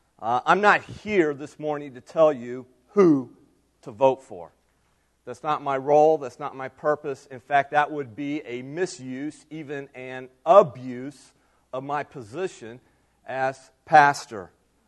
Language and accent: English; United States; as American citizens